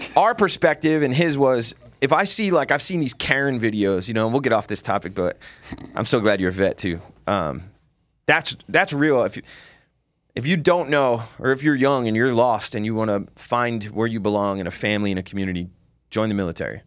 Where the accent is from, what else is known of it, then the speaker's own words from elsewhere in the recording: New Jersey, United States; I'm from Jersey